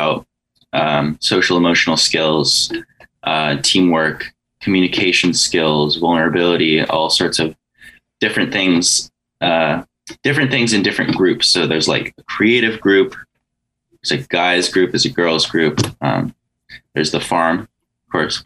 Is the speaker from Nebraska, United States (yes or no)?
no; Santa Barbara, California, United States; also born or lived in Goleta; I was born in Goleta, but I've lived in Santa Barbara pretty much my whole life